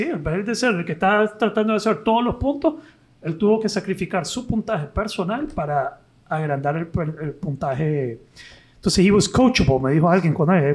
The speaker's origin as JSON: {"language": "Spanish", "country": "Nicaragua", "said": "como nicaragüense"}